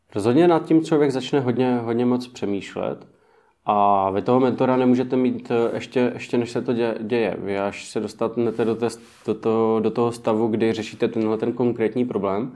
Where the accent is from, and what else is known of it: Czechia